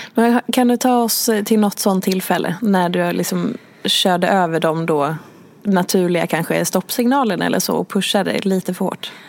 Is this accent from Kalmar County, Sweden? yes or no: no; Hedemora, Dalarna County, Sweden; jag är uppvuxen i Hedemora